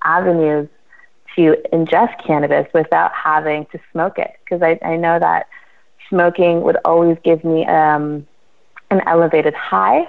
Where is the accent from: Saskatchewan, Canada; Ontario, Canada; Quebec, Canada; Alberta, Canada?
Ontario, Canada; Toronto; I was born in Toronto, Canada. I was born and raised here